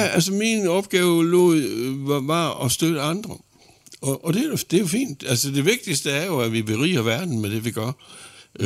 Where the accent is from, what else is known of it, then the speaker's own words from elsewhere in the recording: Horsens, Central Denmark Region, Denmark; derhjemme i Horsens